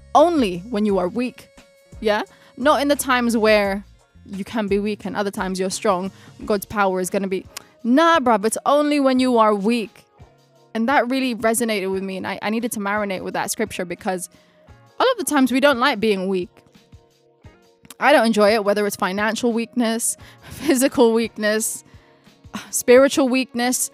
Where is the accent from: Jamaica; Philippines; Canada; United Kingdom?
Philippines; first language Tagalog; English is a second language; my mother tongue is Tagalog, it's Filipino